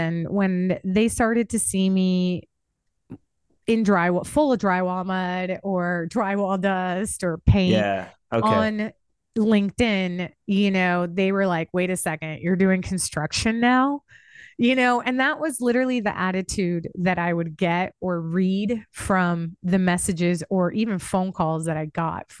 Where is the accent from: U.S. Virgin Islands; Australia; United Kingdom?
U.S. Virgin Islands; St. Croix; And so we grew up on different islands. Cool. Yeah, we're from St. Croix.